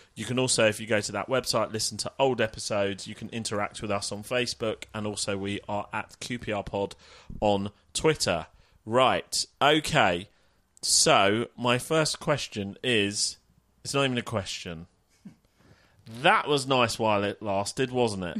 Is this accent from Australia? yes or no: no; Middlesex, next door to Wembley, London, United Kingdom; I am from Middlesex, next door to Wembley